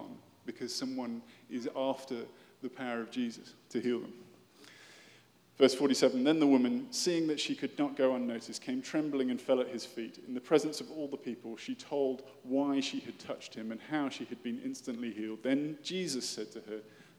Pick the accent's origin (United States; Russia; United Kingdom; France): United Kingdom; moved away as an adult; also born or lived in London; I am British